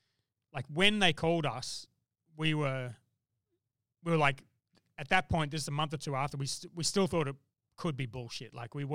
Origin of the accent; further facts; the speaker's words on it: Brisbane, Queensland, Australia; Well, I'm from Brisbane.